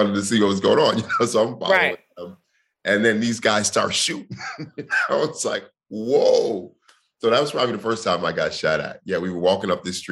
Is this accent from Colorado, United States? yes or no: yes; Denver, Colorado, United States; The east side used to be the bad part of Denver. I grew up in East Village